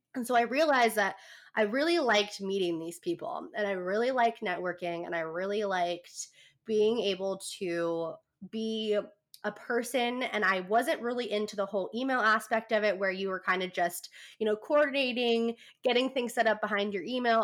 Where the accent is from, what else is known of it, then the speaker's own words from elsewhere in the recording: California, United States; now in San Diego, United States; I'm from California, kind of in the middle of nowhere, but I've lived in San Diego for the past ooh four years. So I've I've moved out when I was 17